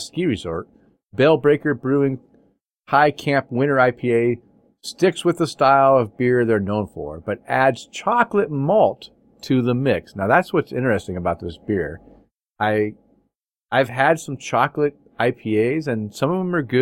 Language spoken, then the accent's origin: English; Maine, United States; moved away; I was born in Maine